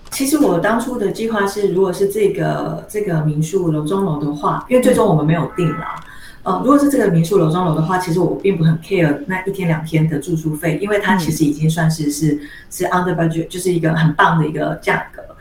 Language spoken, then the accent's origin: Chinese; Taiwan; 因为我是台湾人